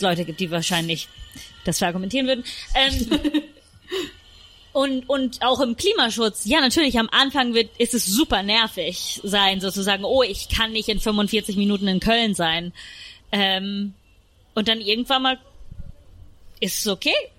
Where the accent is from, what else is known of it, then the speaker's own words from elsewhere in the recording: Rome, Lazio, Italy; moved away; ich bin zum Beispiel in Rom aufgewachsen